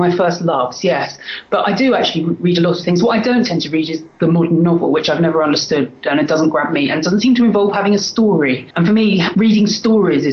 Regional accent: London, United Kingdom; I'm from London in England, in the UK, as you can probably tell from my accent. I've lived pretty much all my life in London, except for a few years when I was at university. So I'm a Londoner, born and bred.

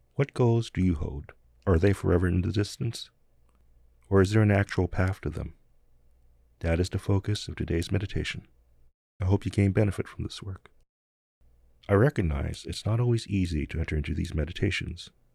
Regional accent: New Jersey, United States; moved away; The neighborhood I grew up in in New Jersey was mostly poor and working class

